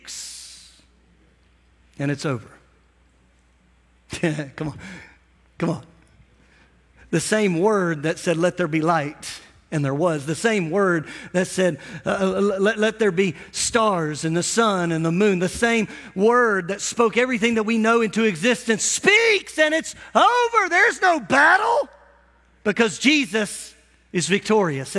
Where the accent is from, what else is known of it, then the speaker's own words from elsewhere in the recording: United States; as an American